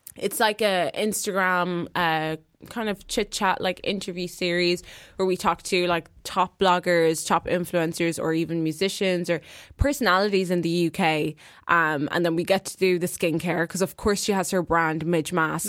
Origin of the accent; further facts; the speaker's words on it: Ireland; I'm from Ireland